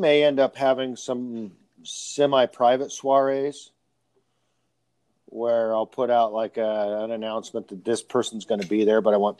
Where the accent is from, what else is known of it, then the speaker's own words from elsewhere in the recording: California, United States; So, I grew up in the San Joaquin Valley. San Joaquin Valley is very dry.